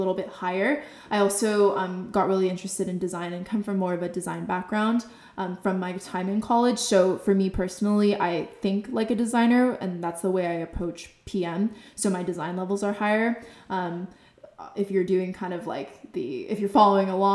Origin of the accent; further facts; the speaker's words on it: Bay Area, California, United States; I grew up in the Bay Area, so I was surrounded by tech